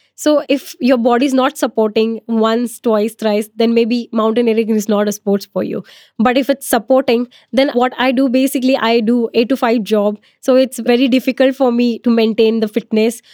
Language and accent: English; Maharashtra, India; I'm from Maharashtra